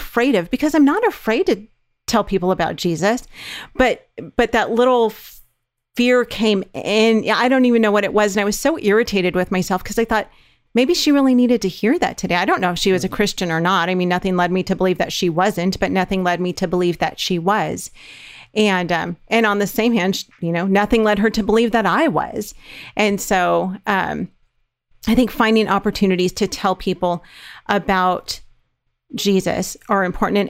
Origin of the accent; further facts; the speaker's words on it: California, United States; moved away; We're from California